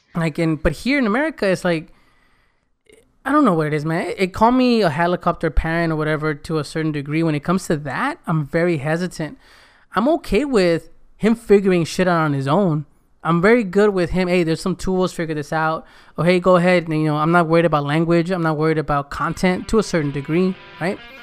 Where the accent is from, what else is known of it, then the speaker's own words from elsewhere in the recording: United States; first language Spanish; English is a second language; I better speak English perfect 'cause I was born here. I better speak Spanish perfect because my mom and dad spoke it. That was my first language